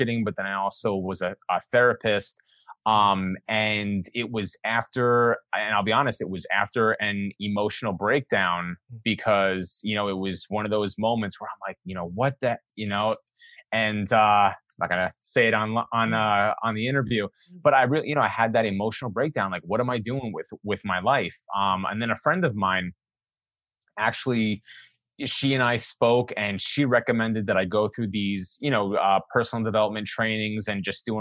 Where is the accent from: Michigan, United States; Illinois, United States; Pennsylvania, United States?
Pennsylvania, United States; the Poconos; also born or lived in New York City; I was born in New York City, but I grew up in the Poconos, which is 2 hours away from New York City. It's a lot of woods and stuff like that, Pennsylvania